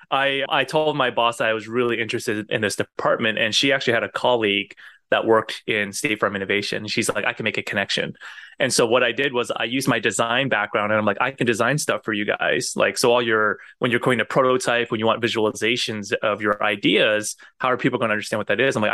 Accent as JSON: {"language": "English", "country": "United States", "tie": "born there", "said": "And because I was born in the States, I think that probably helped with me getting the role."}